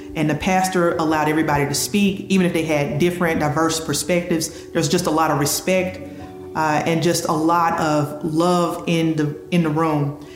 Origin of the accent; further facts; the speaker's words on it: Mississippi, United States; moved away as an adult; also born or lived in Florida; now in Germantown, United States; I relocated from Florida to my hometown in Mississippi